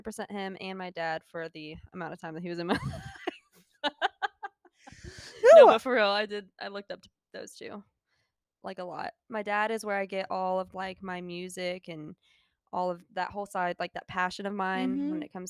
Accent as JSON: {"language": "English", "town": "Gainesville", "region": "Georgia", "country": "United States", "tie": "born or raised there", "said": "I am from Gainesville, Georgia."}